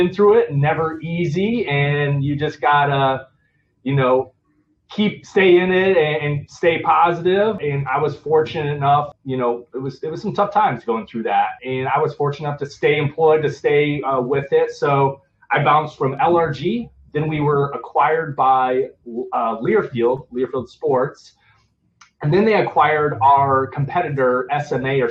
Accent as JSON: {"language": "English", "town": "Forest City", "region": "Iowa", "country": "United States", "tie": "born or raised there", "said": "I'm born and raised from Iowa. Grew up in a small town"}